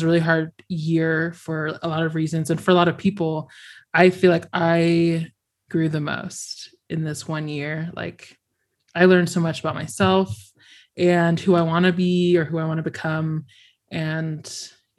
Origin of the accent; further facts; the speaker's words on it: Florida, United States; I grew up in Florida